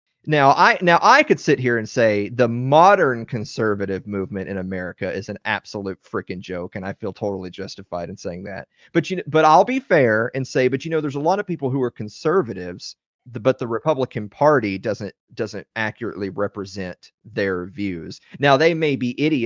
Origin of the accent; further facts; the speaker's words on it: Southern Middle Tennessee, United States; I'm from the South. I'm from Southern Middle Tennessee, and I grew up around a lot of people